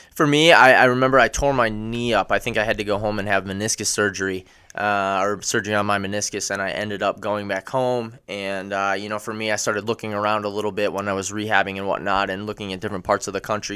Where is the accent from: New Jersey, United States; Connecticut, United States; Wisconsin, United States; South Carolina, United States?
Wisconsin, United States; Oshkosh; I grew up in Oshkosh, Wisconsin. Um, went to high school here as well